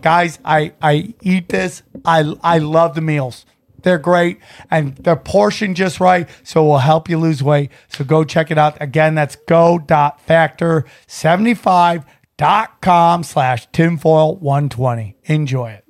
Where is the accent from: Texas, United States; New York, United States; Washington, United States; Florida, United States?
New York, United States; Syracuse; I grew up in the Syracuse area